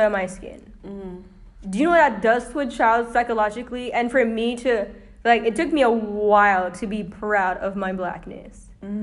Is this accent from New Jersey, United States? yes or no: no; Florida, United States; I was born in Florida